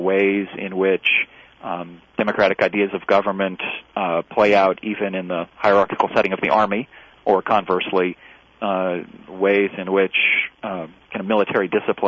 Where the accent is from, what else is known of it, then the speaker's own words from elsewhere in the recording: Washington, District of Columbia, United States; I grew up in Washington D.C. area